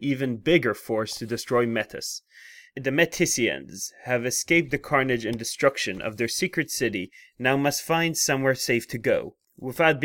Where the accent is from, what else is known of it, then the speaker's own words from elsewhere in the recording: Israel; moved away as an adult; also born or lived in Connecticut / Maryland; but a bit further back in origin, I come from Israel